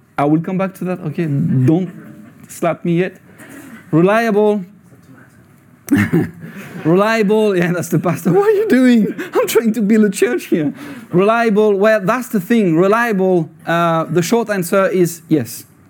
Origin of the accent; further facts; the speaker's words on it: France; English is a second language; moved away as an adult; now in Scotland; I was born in France